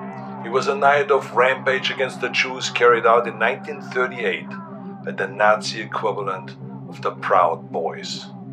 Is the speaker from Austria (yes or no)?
yes; Austria; now in United States; I grew up in Austria.